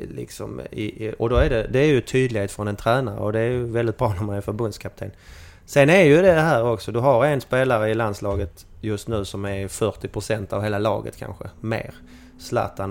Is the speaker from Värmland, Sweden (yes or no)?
no; Malmö, Skåne, Sweden; hallå hallå från arbetarstaden Malmö